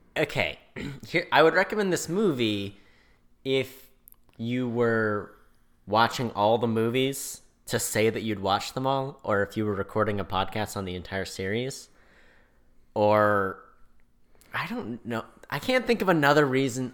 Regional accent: California, United States; I'm from California

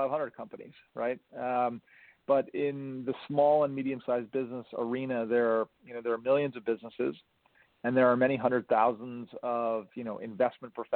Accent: New York, United States; I was born and raised in New York

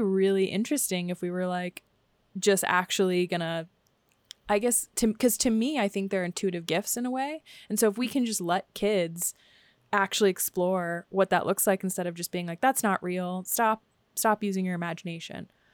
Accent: Washington, District of Columbia, United States; moved away; I grew up next to in Washington, D C

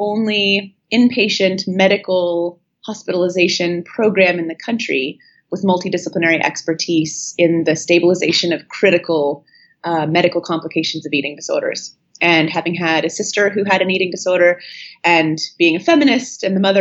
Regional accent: Northern California, United States; moved away as an adult; also born or lived in Boston, Massachusetts / New Haven, Connecticut; I grew up in Northern California, and I went back east for college

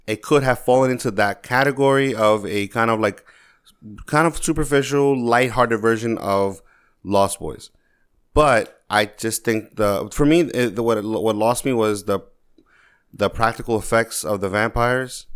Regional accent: New York, United States; growing up in New York

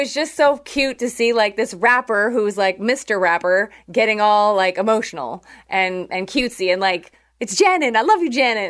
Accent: Canada; I'm from Canada

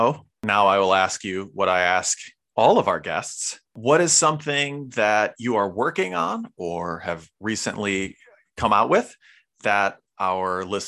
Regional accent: Chicago, Illinois, United States; somebody from Chicago, and my hometown was so shaped by it.

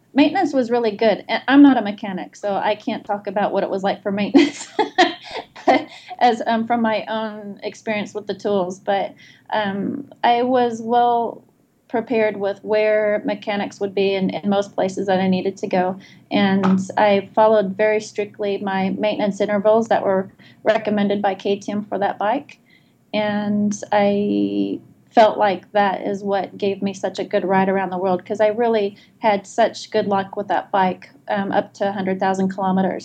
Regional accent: Indianapolis, Indiana, United States; moved away as an adult; now in Adelaide, Australia; I was born in Indianapolis, Indiana, and residing in Adelaide, South Australia

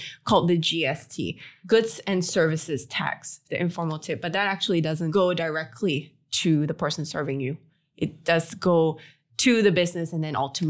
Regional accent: Singapore; also born or lived in Australia / Los Angeles, United States; now in Jersey City, United States; I come from Singapore, but I'm actually Singaporean Australian. And I've actually lived all over the world, but particularly in Los Angeles. And now I'm back here in Jersey City, New York

